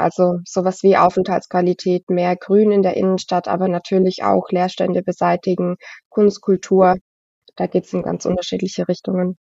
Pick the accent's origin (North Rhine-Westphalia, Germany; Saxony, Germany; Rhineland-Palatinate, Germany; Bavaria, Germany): Rhineland-Palatinate, Germany; Frankenthal; bin Frankentalerin, also ich pendel die 15, 20 Minuten dann immer nach Worms